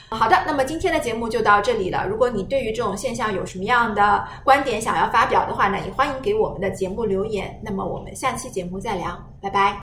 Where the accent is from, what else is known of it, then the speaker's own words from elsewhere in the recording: China; 我们中国人